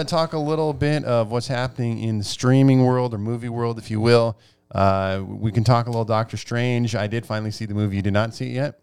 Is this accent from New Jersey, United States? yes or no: no; Nebraska, United States; I grew up in Nebraska